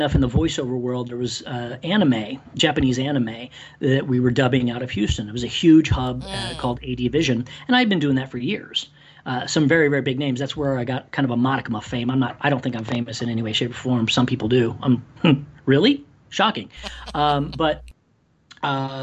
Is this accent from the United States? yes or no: no; Ireland; moved away; I'm Irish